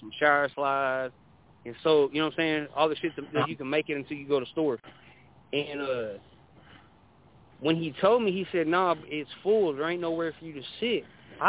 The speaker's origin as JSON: {"language": "English", "town": "Dallas", "region": "Texas", "country": "United States", "said": "I'm from Dallas"}